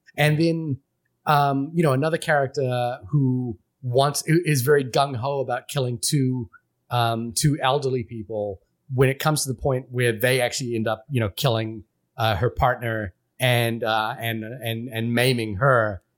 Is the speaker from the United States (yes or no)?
no; Fiji; moved away; I grew up in a city in Fiji